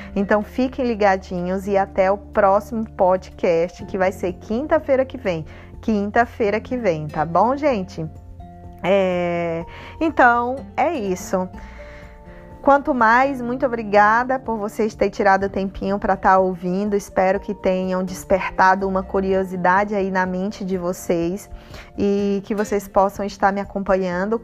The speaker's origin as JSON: {"language": "Portuguese", "region": "Northeast Region", "country": "Brazil", "said": "eu sou nordestina, arretada"}